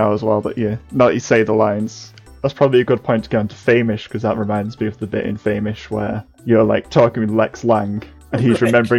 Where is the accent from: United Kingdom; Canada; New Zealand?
United Kingdom; quite British, because like we love just sort of being a bit like self-deprecating